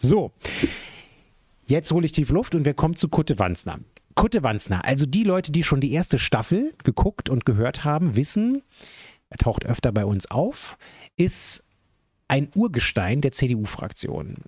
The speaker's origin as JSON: {"language": "German", "region": "Berlin", "country": "Germany", "tie": "born or raised there", "said": "als jemand, der ja gebürtiger Westberliner ist"}